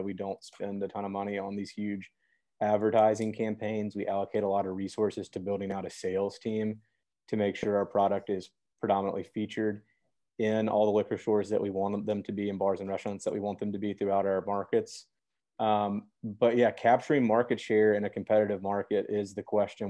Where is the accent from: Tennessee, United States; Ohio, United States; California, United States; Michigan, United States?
Tennessee, United States; Memphis; I'm born and raised in Memphis, Tennessee.